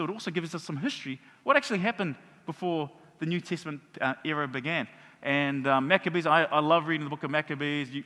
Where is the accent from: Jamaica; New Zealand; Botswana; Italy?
New Zealand; Auckland; moved away as an adult; now in Hamilton, New Zealand; when I was a teenager growing up in Mangere